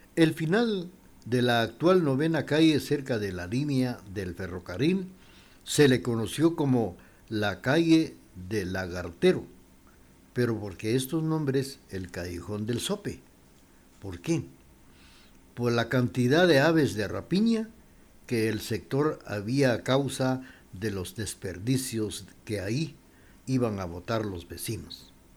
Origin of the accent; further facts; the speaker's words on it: Quetzaltenango, Guatemala; los de Chela